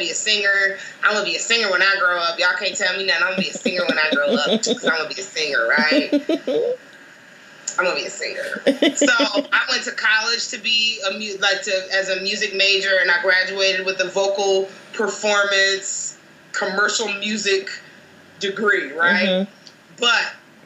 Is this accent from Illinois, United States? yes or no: yes; Chicago, Illinois, United States; also born or lived in Baltimore; Did I mention from Chicago? My hometown.